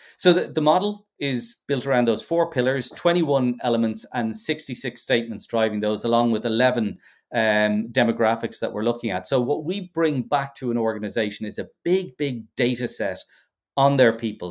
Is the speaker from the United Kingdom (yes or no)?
no; Ireland; being Irish